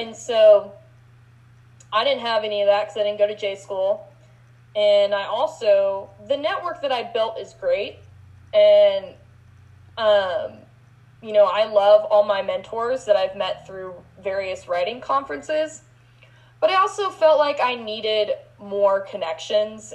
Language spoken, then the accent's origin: English; Texas, United States; moved away; also born or lived in Mason City, Iowa; I'm born and raised in Texas